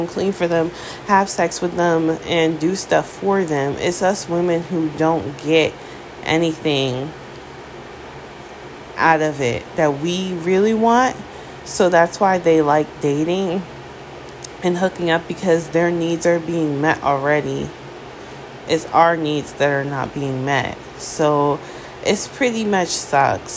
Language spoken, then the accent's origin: English; United States; as an American